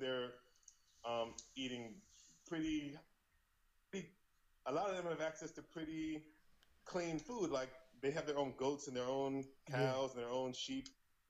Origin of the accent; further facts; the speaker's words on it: United States; moved away as an adult; also born or lived in China; I'm a light-skinned African man. I'm a light-skinned Black American person.